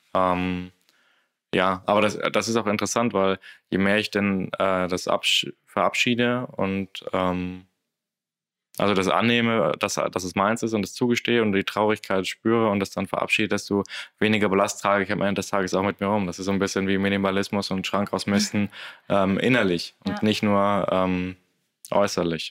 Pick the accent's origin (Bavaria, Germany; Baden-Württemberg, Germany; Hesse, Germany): Bavaria, Germany; Würzburg; moved away as an adult; ich aus meiner Heimatstadt Würzburg ausgezogen bin